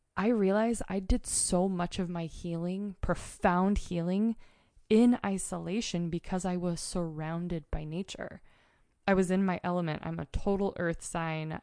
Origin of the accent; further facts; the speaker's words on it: Mount Hood, Oregon, United States; moved away; this is my home state. I grew up on Mount Hood.